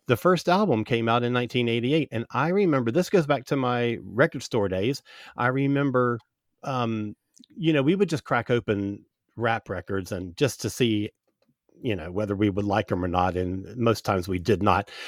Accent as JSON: {"language": "English", "region": "Central Florida", "country": "United States", "tie": "born or raised there", "said": "I grew up in Central Florida"}